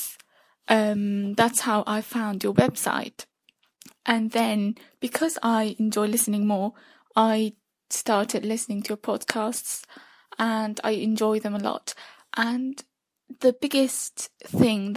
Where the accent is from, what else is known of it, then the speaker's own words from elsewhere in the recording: Turkey; I'm from Turkey.